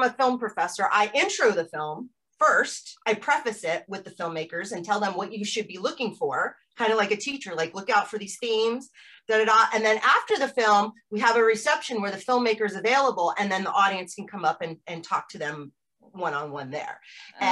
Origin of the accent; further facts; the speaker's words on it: United States; moved away as an adult; also born or lived in Amsterdam, Netherlands / Norwich; as an American growing up in the 80s